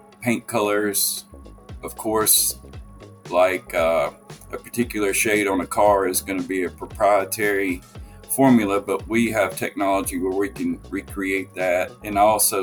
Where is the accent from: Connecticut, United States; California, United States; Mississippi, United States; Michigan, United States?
Mississippi, United States; Tupelo; also born or lived in Jackson, Mississippi; I grew up in Jackson, Mississippi, and then I moved up to Tupelo, Mississippi, which is in North Mississippi, when I was in the fifth grade. And so I would consider Tupelo home because I did most of my growing up here